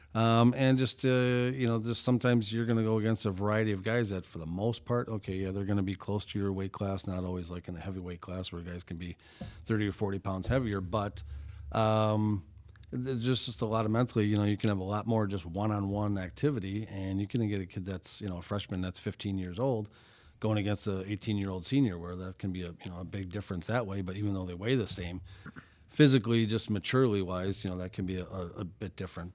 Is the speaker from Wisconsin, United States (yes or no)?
yes; Brown Deer, Wisconsin, United States; growing up in Brown Deer